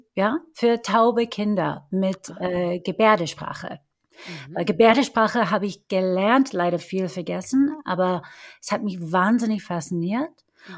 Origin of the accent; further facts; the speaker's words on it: Detroit, Michigan, United States; German is a second language; also born or lived in Chicago / London / Rome; now in Germany; Ich bin in Detroit geboren und aufgewachsen